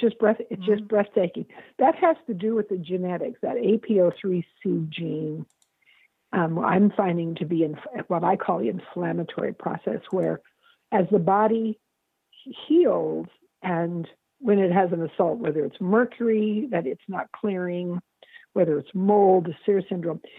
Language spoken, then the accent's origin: English; California, United States; now in Seattle, United States; I'm from California.